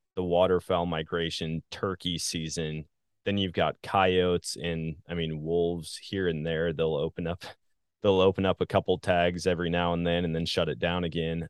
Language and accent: English; Wisconsin, United States; moved away as an adult; also born or lived in Missouri / Colorado; now in Southwest Missouri, United States; I live in Southwest Missouri, born and raised in Wisconsin